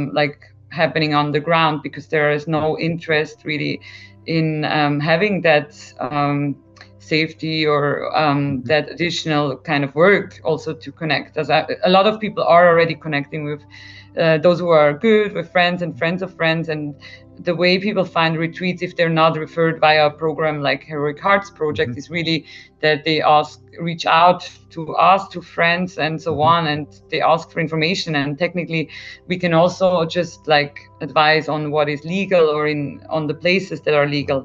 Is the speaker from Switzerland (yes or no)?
yes; Switzerland; me growing up in Switzerland